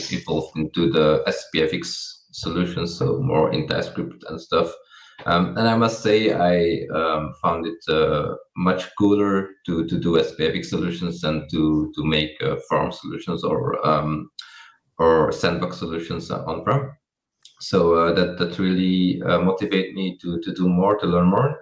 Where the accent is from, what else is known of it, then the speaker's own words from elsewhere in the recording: Belgium; I am from Belgium